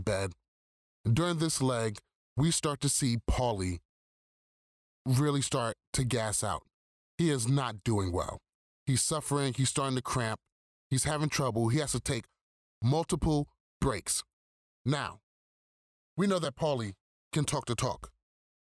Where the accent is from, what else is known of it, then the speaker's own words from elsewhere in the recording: New York City, New York, United States; I'm from Brooklyn, too